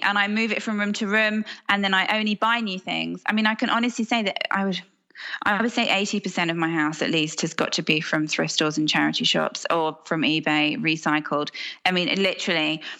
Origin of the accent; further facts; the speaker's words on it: Hong Kong; And I was brought up abroad in Hong Kong and I'm quite transient.